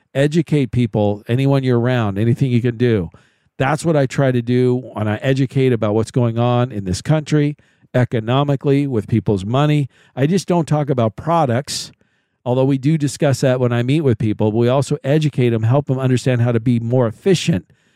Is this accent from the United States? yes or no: yes; Kansas City, Missouri, United States; my hometown is Kansas City